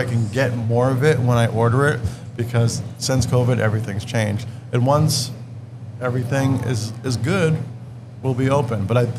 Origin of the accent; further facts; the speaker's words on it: Leominster, Massachusetts, United States; We're right on the border. So we're definitely more Leominster, but we got a lot of love for Fitchburg. We're just from Fitchburg. I'm from Leominster.